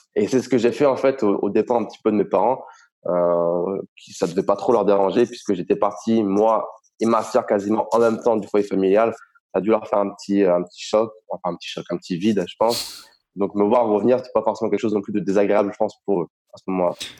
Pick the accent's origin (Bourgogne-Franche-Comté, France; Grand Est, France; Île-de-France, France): Grand Est, France; Reims; moved away as an adult; now in Estonia; je suis originaire de la Champagne, euh, du côté de Reims